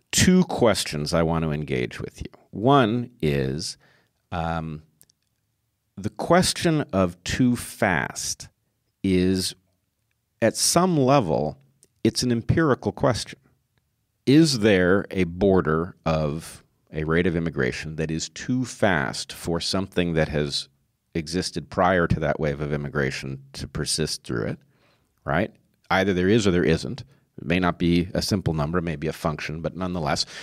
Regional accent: United States; I'm American

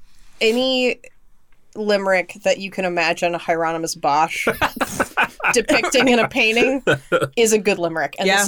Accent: Texas, United States; But I, as a Texan, a proud Texan, have a preference

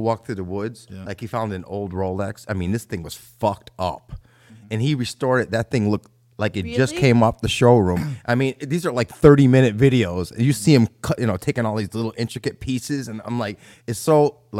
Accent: New Britain, Connecticut, United States; I'm from New Britain.

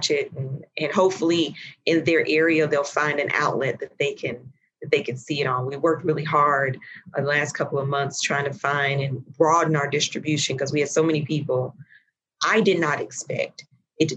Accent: Chattanooga, Tennessee, United States; moved away as an adult; also born or lived in Indianapolis / London; I am from Chattanooga, Tennessee

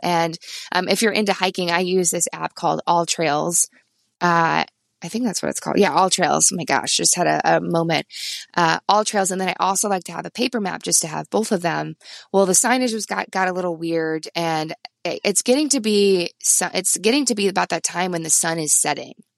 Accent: Midwest, United States; now in Vermont, United States; I'm from the Midwest

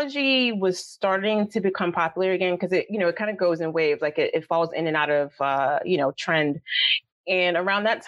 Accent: New York City, New York, United States; growing up in the South Bronx

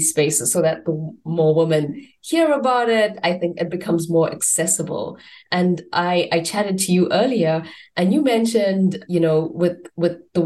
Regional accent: South Africa; Amy, who I grew up with in South Africa

